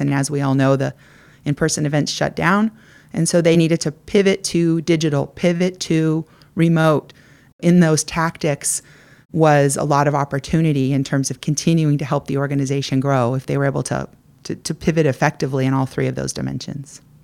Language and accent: English; California, United States; I grew up here in California, I headed east to Princeton for college